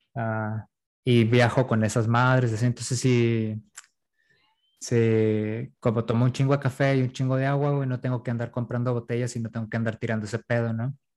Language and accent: Spanish; La Paz, Baja California Sur, Mexico; also born or lived in Iztapalapa, Mexico City; now in Mexico City, Mexico; yo nací en La Paz